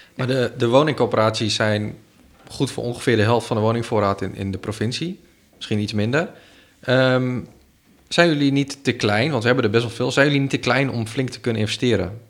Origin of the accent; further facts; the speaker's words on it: Ter Apel, Groningen, Netherlands; now in Groningen, Netherlands; Ik ben opgegroeid in Ter Post.